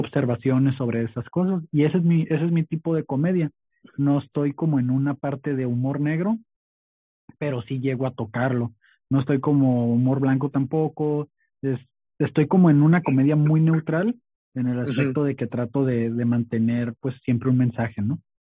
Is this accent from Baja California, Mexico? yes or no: yes; Tijuana, Baja California, Mexico; also born or lived in Mexicali / Sinaloa; soy originario de Mexicali, eh, pero realmente solo nací ahí, me vine para acá desde chico, siempre fui criado en Tijuana